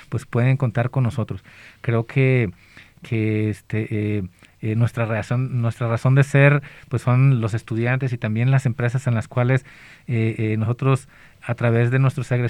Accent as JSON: {"language": "Spanish", "region": "Colima", "country": "Mexico", "moved": "yes", "said": "yo soy del, estado de Colima"}